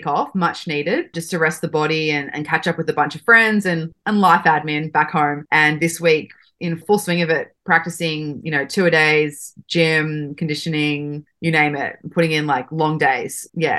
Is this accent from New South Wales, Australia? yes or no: yes; Sydney, New South Wales, Australia; moved away as an adult; also born or lived in Arizona; I am from Sydney, Australia.